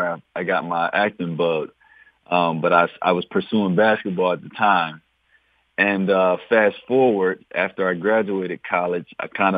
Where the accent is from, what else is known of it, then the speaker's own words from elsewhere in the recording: Philadelphia, Pennsylvania, United States; I'm originally from West Philadelphia. I grew up in a section which is pretty known as the bottom, down there, Girard Avenue, the Philadelphia Zoo, around that area